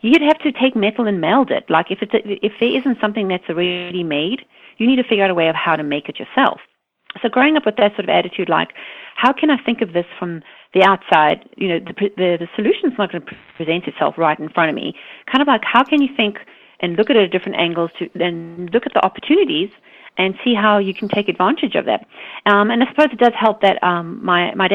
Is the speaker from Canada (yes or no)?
no; South Africa; now in United States; Growing up in South Africa